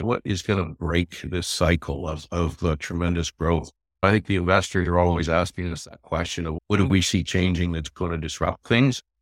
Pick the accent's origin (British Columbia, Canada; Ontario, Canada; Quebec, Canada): Ontario, Canada; Toronto; also born or lived in London, Ontario; I grew up in Toronto, and I went to school, University of Western Ontario in London, just west of Toronto